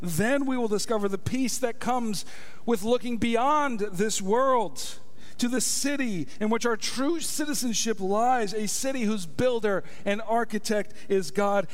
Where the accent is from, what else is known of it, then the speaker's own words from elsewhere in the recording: United States; I am an American citizen.